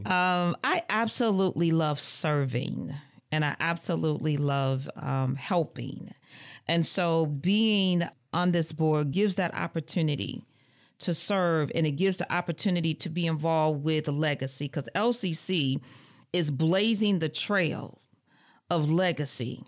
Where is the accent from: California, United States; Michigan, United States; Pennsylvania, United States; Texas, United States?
Michigan, United States; Muskegon Heights; moved away as an adult; now in Lansing, United States; I hail from Muskegon Heights, Michigan